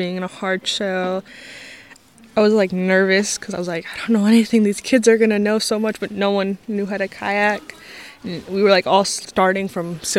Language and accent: English; Happy Camp, California, United States; also born or lived in Yreka; I'm from Happy Camp and Wairika, and I have a lot of siblings, like a lot, so which is pretty cool. I kind of grew up around the river on the Klamath